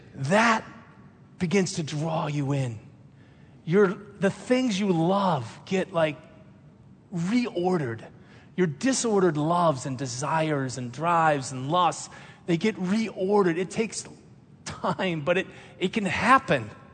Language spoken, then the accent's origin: English; Minnesota, United States; I'm a pastor. I grew up in Minnesota.